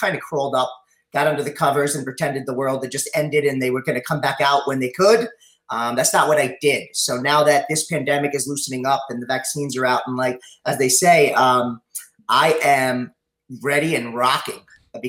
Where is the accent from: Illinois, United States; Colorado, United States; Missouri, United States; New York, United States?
New York, United States; North Massapequa; Yep. North Massapequa, moved around a lot. We had a big family